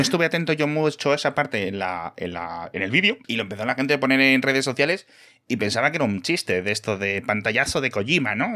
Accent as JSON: {"language": "Spanish", "region": "Castile and León", "country": "Spain", "moved": "yes", "lives_now": "Madrid, Spain", "said": "en mi pueblo de León somos 50 personas"}